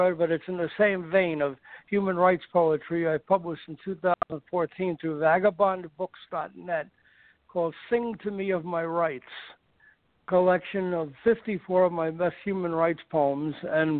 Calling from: Los Angeles, California, United States; L.A., from Brentwood.

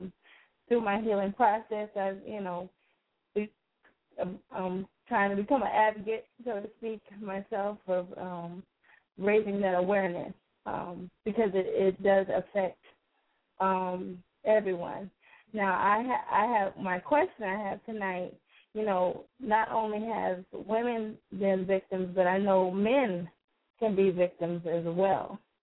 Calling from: West Palm Beach, Florida, United States; I'm calling in from West Palm Beach, Florida.

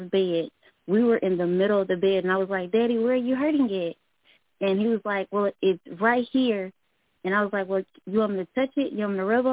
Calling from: Little Rock, Arkansas, United States; I'm calling from Little Rock, Arkansas

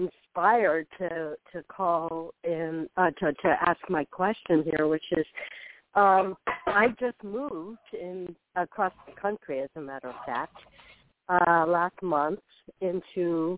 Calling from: Florida, United States; I'm calling from Florida.

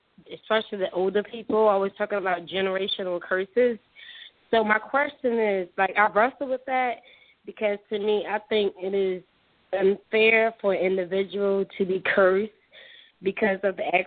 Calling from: Philadelphia, Pennsylvania, United States; I'm calling in from Philadelphia.

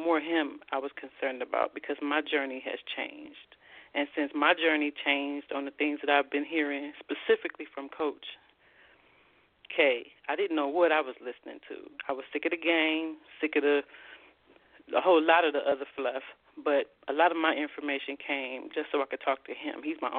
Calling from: Columbus, Ohio, United States; I'm from Columbus, Ohio.

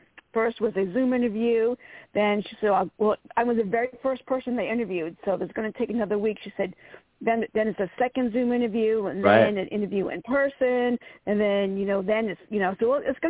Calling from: Virginia, United States; … from Virginia.

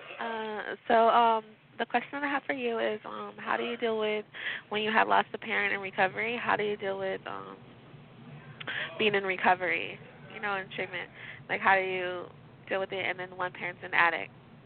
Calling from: Redwood City, California, United States; I'm calling from Redwood City.

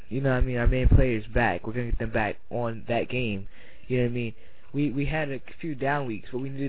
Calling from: New Jersey, United States; calling from New Jersey.

